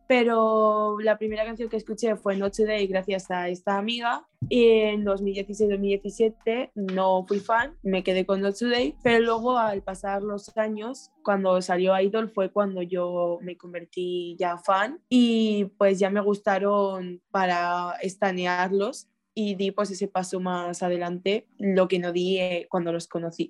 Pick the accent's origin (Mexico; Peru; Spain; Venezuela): Spain; soy de España